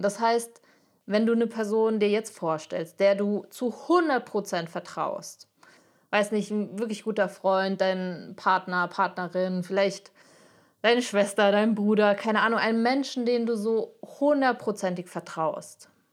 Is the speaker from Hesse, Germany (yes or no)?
yes; Frankfurt, Hesse, Germany; Ich komme aus Frankfurt